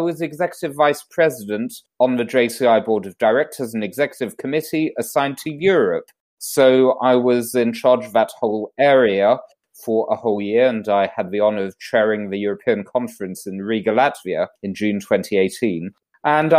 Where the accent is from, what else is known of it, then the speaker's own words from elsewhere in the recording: London, United Kingdom; now in Monaco; So I was originally born in London, UK, which you may be able to tell by my accent